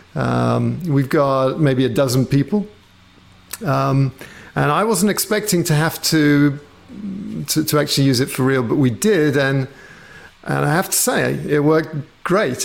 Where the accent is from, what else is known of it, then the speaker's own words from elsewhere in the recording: England, United Kingdom; being British, or at least having grown up in England